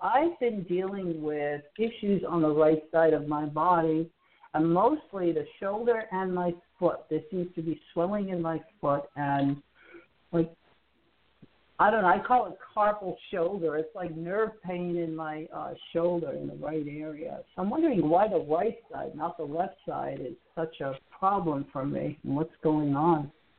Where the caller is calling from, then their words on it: Alabama, United States; I'm calling from Alabama.